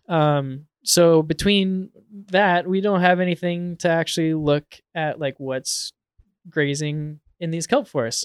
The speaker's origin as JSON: {"language": "English", "town": "Portland", "region": "Oregon", "country": "United States", "tie": "born or raised there", "said": "growing up in Portland"}